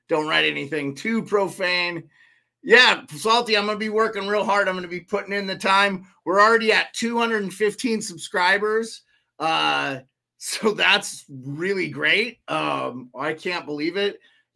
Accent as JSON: {"language": "English", "region": "Montana", "country": "United States", "tie": "born or raised there", "said": "not far from where I grew up in Montana"}